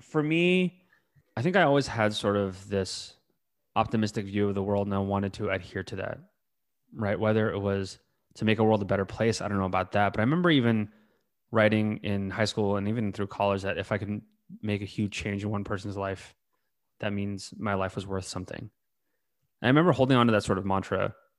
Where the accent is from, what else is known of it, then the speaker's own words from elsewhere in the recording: North Bay, California, United States; I grew up in the North Bay, right? Again, outside of the city